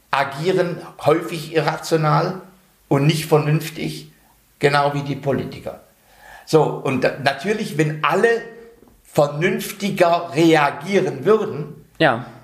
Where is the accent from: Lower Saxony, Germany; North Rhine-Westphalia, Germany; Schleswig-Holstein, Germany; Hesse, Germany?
North Rhine-Westphalia, Germany; Ich komme aus dem Ruhrgebiet.